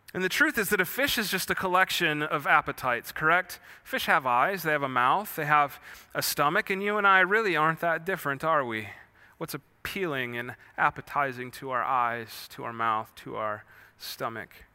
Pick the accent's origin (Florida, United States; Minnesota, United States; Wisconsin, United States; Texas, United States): Wisconsin, United States; moved away; I grew up in Wisconsin.